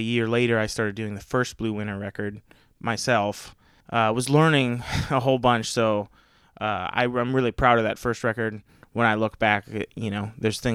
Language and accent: English; Sugarcreek, Ohio, United States; I grew up in Sugar Creek, which is a little town like 20 minutes from Dover, Philly area